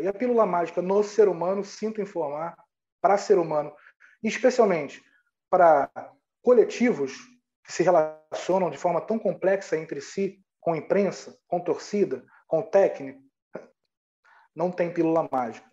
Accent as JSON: {"language": "Portuguese", "region": "Rio de Janeiro", "country": "Brazil", "said": "eu sou do Rio de Janeiro"}